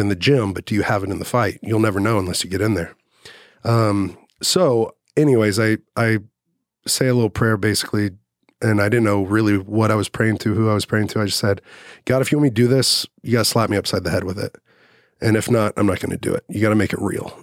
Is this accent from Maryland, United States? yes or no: no; Dallas, Texas, United States; I grew up in Dallas. I graduated in Dallas